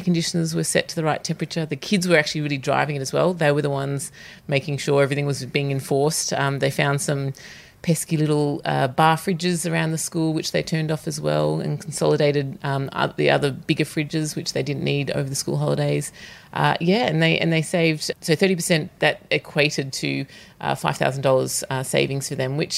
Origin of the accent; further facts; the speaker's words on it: Melbourne, Victoria, Australia; moved away as an adult; now in Fremantle, Australia; I'm originally from Melbourne, but I moved here around 10 years ago and Fremantle is 100% my home now.